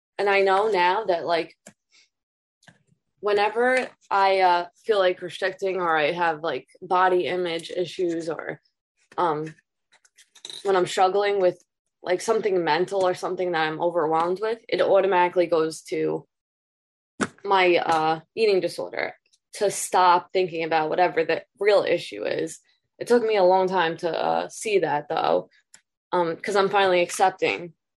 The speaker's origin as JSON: {"language": "English", "town": "Long Island", "region": "New York", "country": "United States", "said": "I'm from Long Island, New York."}